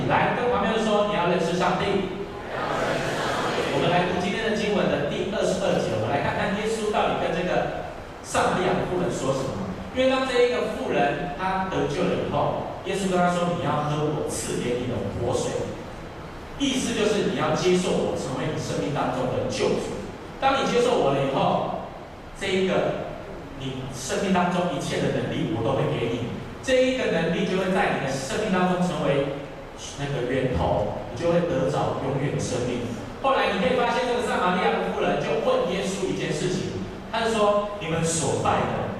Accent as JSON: {"language": "Chinese", "region": "southern Taiwan", "country": "Taiwan", "said": "我是南部人哈，"}